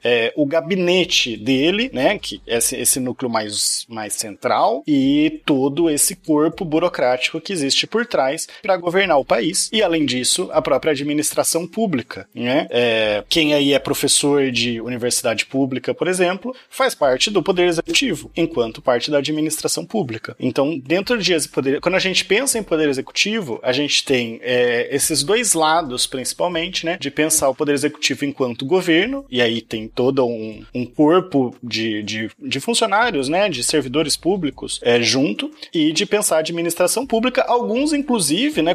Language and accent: Portuguese; Piracicaba, São Paulo, Brazil; moved away; eu queria voltar lá para a minha cidade de Natal de Piracicaba